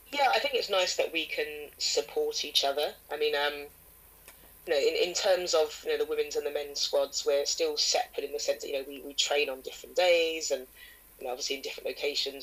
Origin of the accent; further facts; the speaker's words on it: England, United Kingdom; I'm an English person